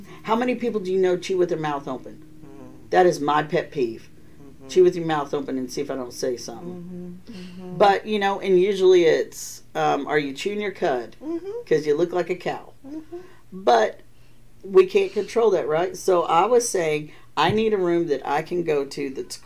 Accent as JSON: {"language": "English", "region": "Texas", "country": "United States", "moved": "yes", "said": "I'm from Texas"}